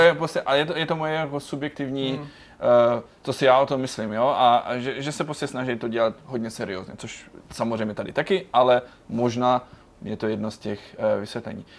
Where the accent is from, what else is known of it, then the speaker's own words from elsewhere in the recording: Germany; moved away as an adult; now in Prague, Czech Republic; jsem celý život žil v Německu